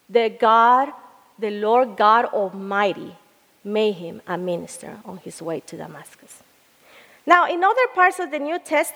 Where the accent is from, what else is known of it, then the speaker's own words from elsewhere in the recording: El Salvador; moved away; I was living in El Salvador, where I am from